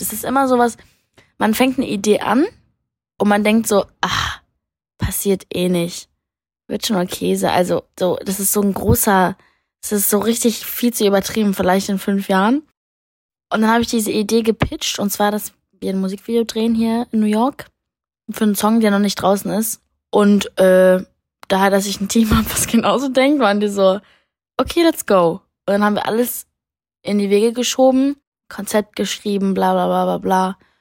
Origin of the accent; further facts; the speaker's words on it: Berlin, Germany; als Berlinerin